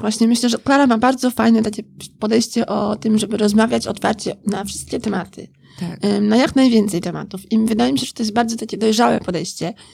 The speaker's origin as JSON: {"language": "Polish", "country": "Poland", "also_born_or_lived": "Scotland", "moved": "as an adult", "said": "wyjechałam e, z Polski na studia do Szkocji"}